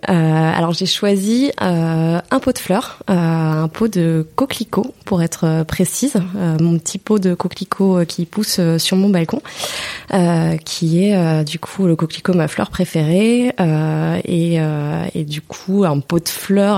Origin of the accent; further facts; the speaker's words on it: Moselle, near Thionville, Grand Est, France; moved away as an adult; also born or lived in Mulhouse, Alsace / Nancy; J'ai grandi donc en Moselle, donc c'est pas très très loin. D'ailleurs c'est pour ça qu'on me confond toujours. On dit que je suis une Alsacienne, mais non, non c'est Mosellane Lorraine. Mais j'ai grandi à côté de, de Thionville